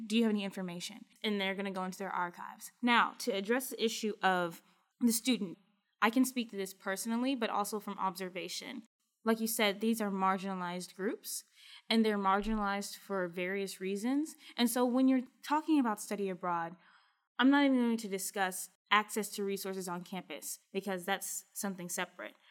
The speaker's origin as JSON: {"language": "English", "region": "Kentucky", "country": "United States", "said": "I'm from Kentucky"}